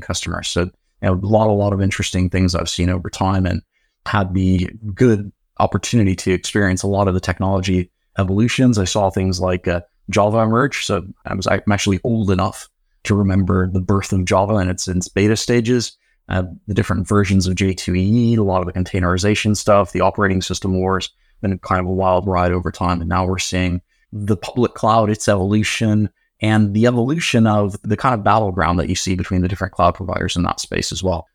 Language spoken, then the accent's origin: English; San Diego, California, United States; also born or lived in Oxford, United Kingdom; now in United Kingdom; I was born in Oxford, Grew up in San Diego, California